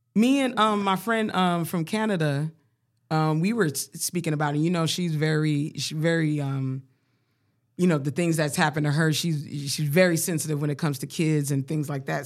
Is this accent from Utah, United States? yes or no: no; Colorado, United States; growing up in Colorado